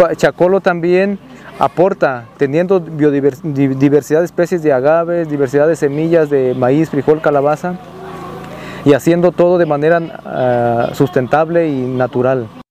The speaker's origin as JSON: {"language": "Spanish", "town": "Zapotitlán de Vadillo", "region": "Jalisco", "country": "Mexico", "said": "soy de Zapoitlán de Vadillo, Jalisco"}